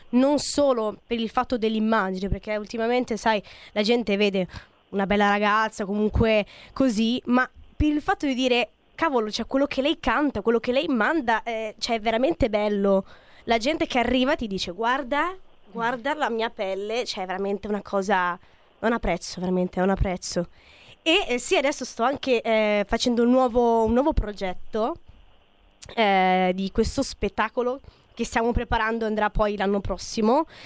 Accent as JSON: {"language": "Italian", "country": "Italy", "tie": "born or raised there", "said": "io sono nata qui in Italia, però ho la fortuna di avere la mamma spagnola e quindi ho le origini dalla Spagna, dalla mia bellissima Spagna e sono eh, fortunatissima di esserlo, fiera oltretutto"}